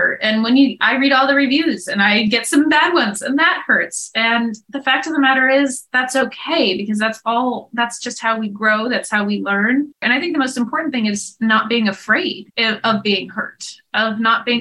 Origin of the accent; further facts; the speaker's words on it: Topanga Canyon, California, United States; I'm from Topanga Canyon